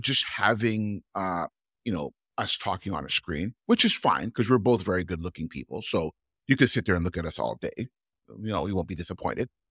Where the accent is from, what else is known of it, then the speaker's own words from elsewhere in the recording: Toronto, Ontario, Canada; I'm from Toronto